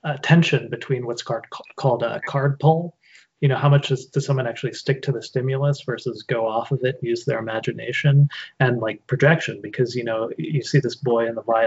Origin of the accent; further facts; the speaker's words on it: Normal, Illinois, United States; I grew up in literally a town called Normal, Illinois.